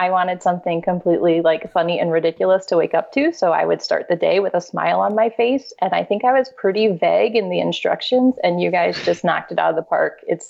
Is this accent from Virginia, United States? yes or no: yes; Virginia, United States; now in Philadelphia, United States; I'm originally from Virginia, but have been living in Philly for the past decade plus.